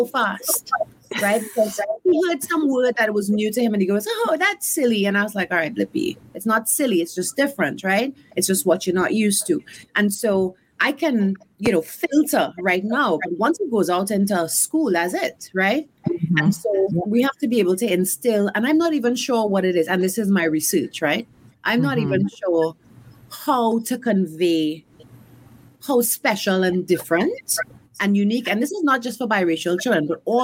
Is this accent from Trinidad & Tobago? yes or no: yes; Trinidad & Tobago; moved away as an adult; now in College Park, Maryland, United States; I am coming from the Caribbean